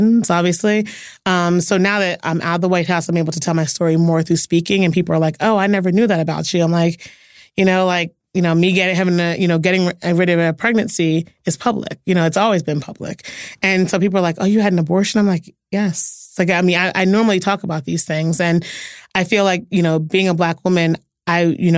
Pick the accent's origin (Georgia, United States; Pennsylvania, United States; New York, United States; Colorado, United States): Pennsylvania, United States; Philadelphia; I'm from Philly